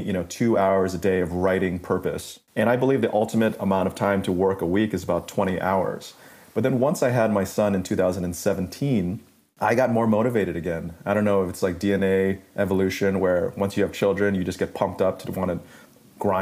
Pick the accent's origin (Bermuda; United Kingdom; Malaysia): Malaysia; moved away; also born or lived in New York City; growing up in Malaysia as a middle school student